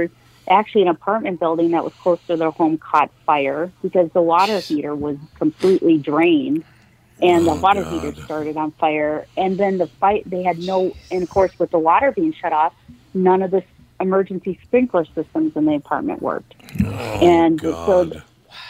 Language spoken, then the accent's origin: English; Minnesota, United States; being a Minnesotan